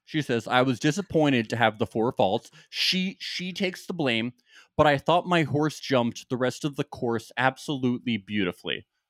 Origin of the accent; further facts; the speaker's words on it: New Jersey, United States; I am from New Jersey.